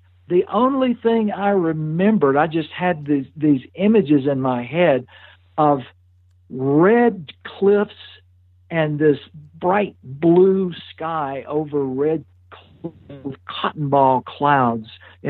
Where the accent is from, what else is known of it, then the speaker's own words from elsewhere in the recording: Louisiana, United States; accent: Southern; moved away as an adult; also born or lived in West Texas / Montana; I grew up in pretty rural circumstances, and I grew up in a little town in Louisiana, but the woods were just a couple of hundred yards away